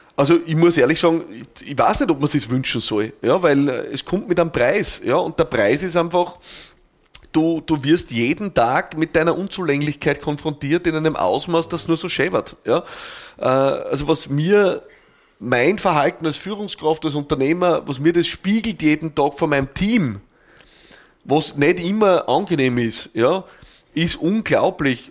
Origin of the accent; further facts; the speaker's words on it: Austria; bei uns in Österreich